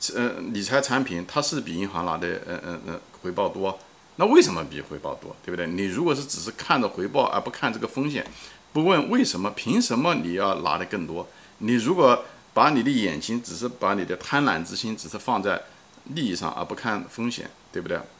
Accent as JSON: {"language": "Chinese", "country": "China", "tie": "born or raised there", "said": "从小也在中国长 大"}